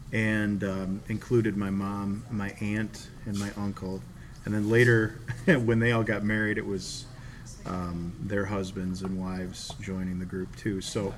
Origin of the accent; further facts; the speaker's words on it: Buffalo, New York, United States; So we're all born and raised in Buffalo, New York